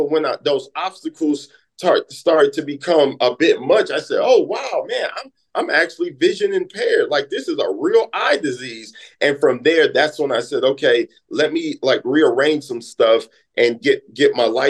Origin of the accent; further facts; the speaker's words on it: California, United States; now in St. Louis, United States; growing up in California, you have to be a go-getter. Living my life in St. Louis is the show me state.